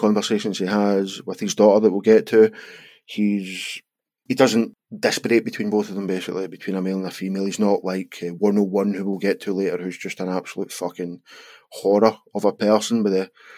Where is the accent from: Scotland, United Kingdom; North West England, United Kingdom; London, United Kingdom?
Scotland, United Kingdom; We are Scottish